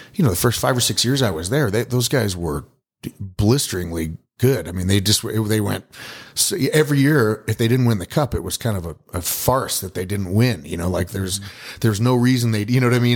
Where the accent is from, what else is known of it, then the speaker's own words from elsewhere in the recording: Boulder, Colorado, United States; I was born and raised in Boulder and, uh, and, uh, grew up there.